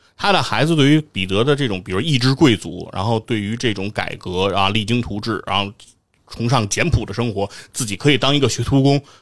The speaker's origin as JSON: {"language": "Chinese", "region": "Beijing", "country": "China", "said": "我作为北京人"}